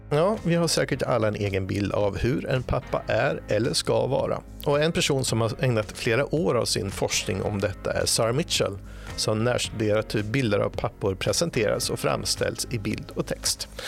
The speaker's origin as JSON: {"language": "Swedish", "country": "Sweden", "said": "Just det som svensk kan man ju ibland ta det här med att vara föräldraledig som en en rättighet som alla människor har, men vi är ju ganska, på sätt och vis ganska unika här i Sverige."}